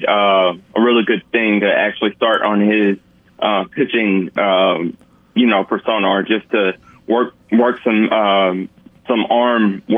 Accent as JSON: {"language": "English", "town": "Montgomery", "region": "Alabama", "country": "United States", "tie": "born or raised there", "said": "because it's in my hometown"}